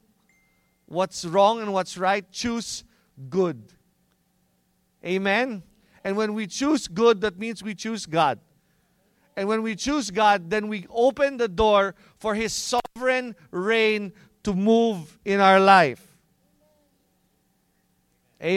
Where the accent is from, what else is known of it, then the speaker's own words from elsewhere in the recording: Philippines; since we're Filipino